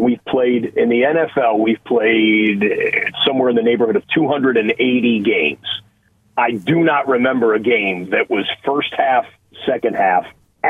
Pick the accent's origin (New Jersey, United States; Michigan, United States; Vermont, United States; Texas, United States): Michigan, United States; Rochester; moved away; Rochester. Oh. Yep. Born and raised 15, on the back roads, 15 to 18 minutes away from the Pontiac Silverdome.